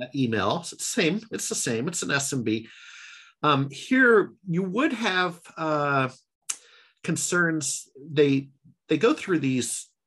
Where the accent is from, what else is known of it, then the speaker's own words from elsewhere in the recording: Alaska, United States; moved away as an adult; now in Seattle, United States; I grew up in alaska